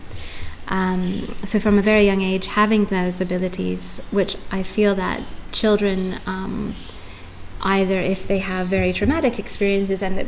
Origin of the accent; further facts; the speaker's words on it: Canada; moved away as an adult; also born or lived in United Kingdom; now in Tulum, Mexico; I grew up in Canada for the first half of my life, and then I've been living in the UK for the last 16 years up until moving to Tulum 8 or 9 months ago